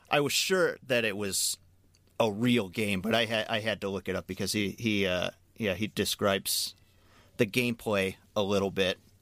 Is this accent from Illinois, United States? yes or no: yes; Chicago, Illinois, United States; I grew up in Chicago